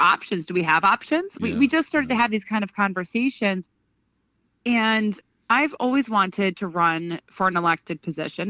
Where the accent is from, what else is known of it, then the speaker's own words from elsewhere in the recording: Greenville, New York, United States; now in Albany, United States; my mom and dad raised me just south of Albany, about 25 minutes south of Albany, in a little tiny town called Greenville